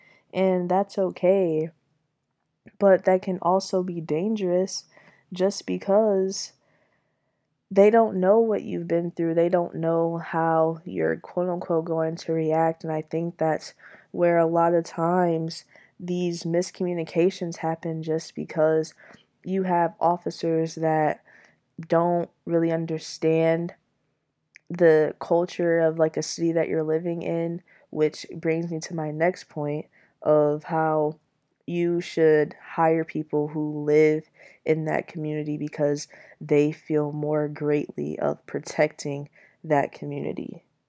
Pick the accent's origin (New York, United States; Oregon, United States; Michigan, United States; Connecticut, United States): Michigan, United States; Now, while I am still technically from Michigan, Detroit isn't where I grew up. Detroit isn't my home.